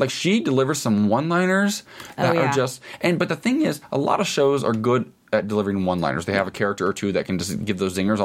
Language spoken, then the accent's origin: English; Ohio, United States; now in Los Angeles, United States; Where I grew up in Ohio